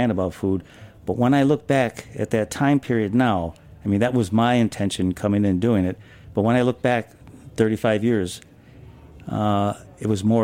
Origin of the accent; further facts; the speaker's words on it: Buffalo, New York, United States; moved away as an adult; now in New York City, United States; I'm from Buffalo area